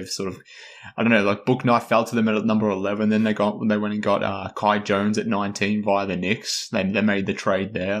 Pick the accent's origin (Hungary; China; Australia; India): Australia; accent: Australian; I am Australian